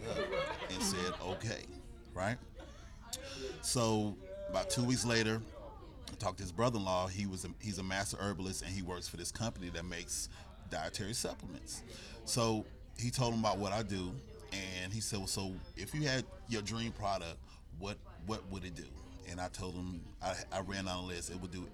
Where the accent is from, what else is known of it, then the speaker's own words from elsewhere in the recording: Greensboro, North Carolina, United States; now in Charlotte, United States; I grew up in Greensboro, North Carolina. I currently reside in Charlotte, North Carolina.